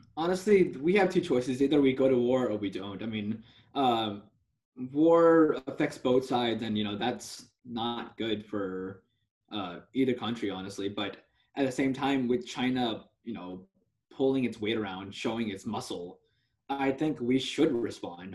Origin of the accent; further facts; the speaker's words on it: India; I was born in India